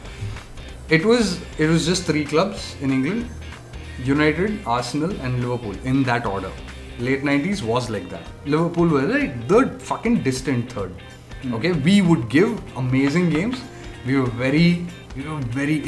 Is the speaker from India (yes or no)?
yes; Bangalore, Karnataka, India; we are from Bangalore